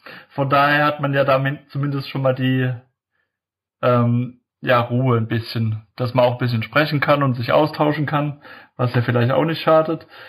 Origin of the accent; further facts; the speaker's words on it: Heidelberg, Baden-Württemberg, Germany; ich komme ja aus dem Heidelberger Eck hier